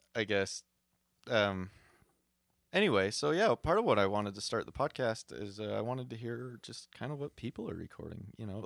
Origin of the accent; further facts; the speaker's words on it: Utah, United States; I'm a hick from Utah